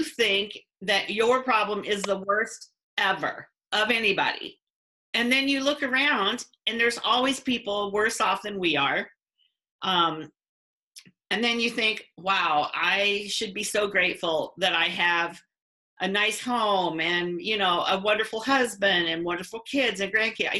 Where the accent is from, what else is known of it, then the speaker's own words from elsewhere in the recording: north of Quincy, Illinois, United States; I grew up north of Quincy, Illinois.